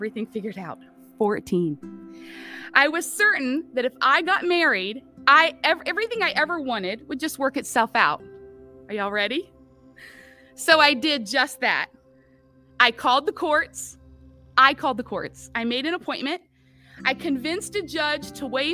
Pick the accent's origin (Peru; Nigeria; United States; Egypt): United States; West Virginia; moved away; I was born and raised in West Virginia